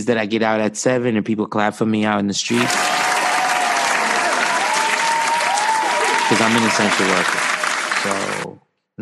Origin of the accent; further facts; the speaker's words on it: New York, United States; we're from New York